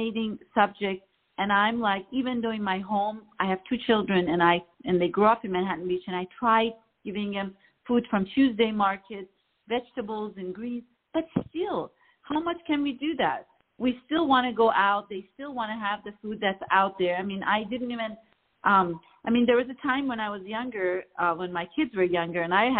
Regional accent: Iran; now in Los Angeles, United States; I grew up in Iran

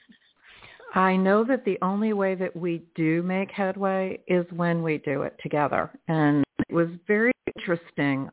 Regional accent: United States; moved away; Philadelphia, close to my hometown

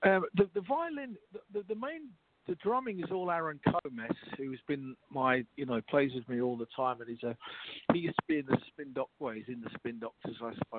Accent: Leicester, East Midlands, United Kingdom; moved away as an adult; also born or lived in London, United Kingdom; now in New York, United States; I was born in Leicester in England. And I moved to London when I was in my 20s. I spent maybe 20 years there. Then I came over to New York about 20 years ago, maybe something like 18 years ago now.

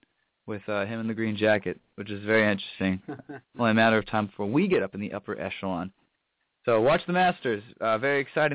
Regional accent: Dallas, Texas, United States; a shout-out to my hometown and my brother's high school

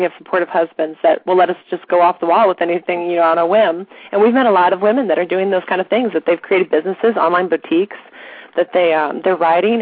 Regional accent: Midwest, United States; We grew up in the Midwest

